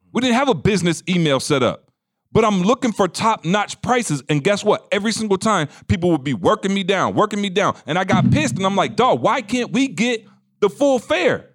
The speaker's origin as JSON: {"language": "English", "region": "Midwest", "country": "United States", "said": "I'm from the Midwest"}